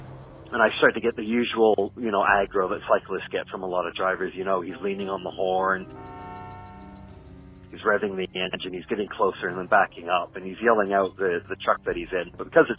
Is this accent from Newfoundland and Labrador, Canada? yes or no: no; Brampton, Ontario, Canada; also born or lived in Ottawa / United Kingdom; now in Miami, United States; I'm originally from Brampton in Canada, but I call Ottawa home more than Brampton. Lived in the UK for the last 15 years, now just recently moved back to Miami.